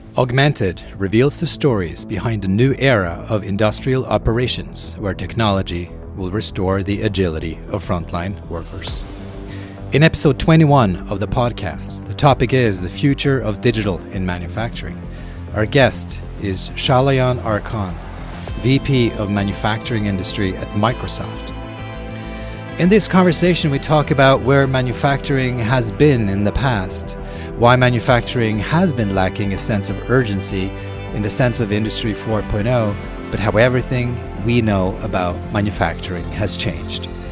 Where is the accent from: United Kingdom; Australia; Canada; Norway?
Norway; moved away; I grew up in Norway